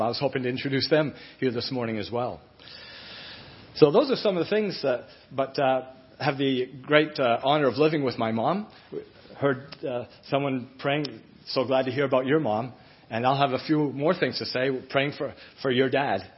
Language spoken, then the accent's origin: English; Fort Kent, Maine, United States; also born or lived in North Shore, Massachusetts; I grew up in Fort Kent